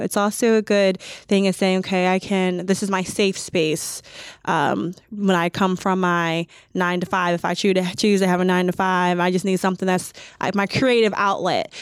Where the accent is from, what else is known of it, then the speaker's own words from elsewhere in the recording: Chicago, Illinois, United States; moved away as an adult; now in Columbus, United States; I'm originally from the Chicagoland area